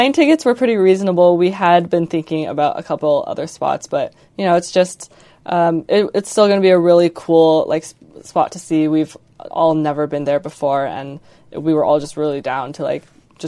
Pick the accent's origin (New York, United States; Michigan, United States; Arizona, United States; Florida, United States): Arizona, United States; Chandler; I'm from Chandler, Arizona.